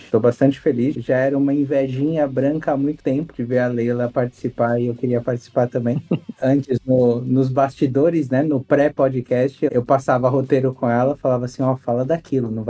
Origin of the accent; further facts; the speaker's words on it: São Paulo, Brazil; Eu sou de São Paulo e a única viagem que eu tinha feito era pra praia.